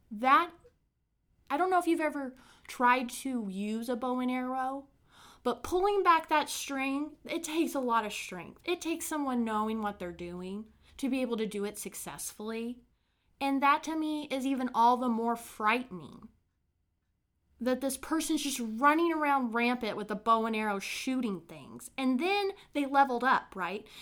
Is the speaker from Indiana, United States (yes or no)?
yes; Brown County, Indiana, United States; my hometown, filled with murder, mysteries, the paranormal, and a fair share of hauntings.